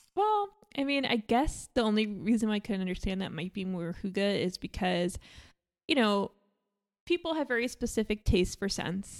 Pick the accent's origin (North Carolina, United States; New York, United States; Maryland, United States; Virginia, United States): New York, United States; I grew up in New York